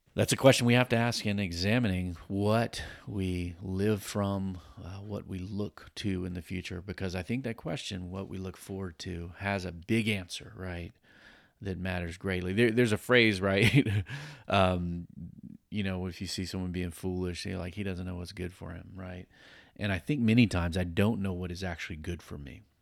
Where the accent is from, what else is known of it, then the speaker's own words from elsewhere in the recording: Virginia Beach, Virginia, United States; I grew up over in Virginia Beach, Tidewater area